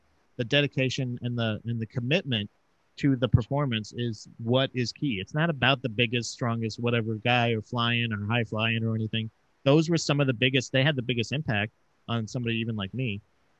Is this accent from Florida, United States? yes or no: yes; Florida, United States; moved away; I'm originally from Florida